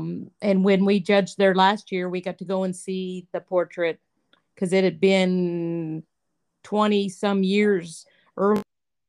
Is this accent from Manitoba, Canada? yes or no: yes; Souris, Manitoba, Canada; now in Courtland, United States; I was born in Souris, Manitoba.